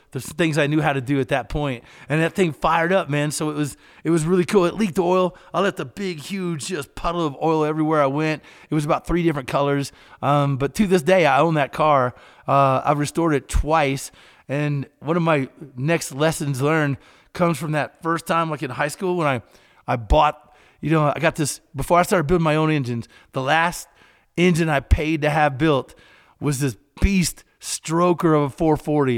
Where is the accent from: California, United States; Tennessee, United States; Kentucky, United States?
Kentucky, United States; We had a, a little hangout in my little small town, and I grew up in Kentucky